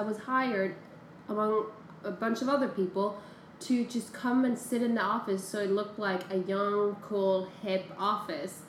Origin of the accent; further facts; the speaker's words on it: Norway; now in New York, United States; my hometown in Norway